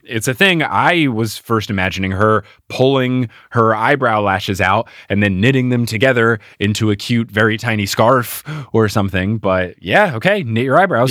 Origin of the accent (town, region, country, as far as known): United States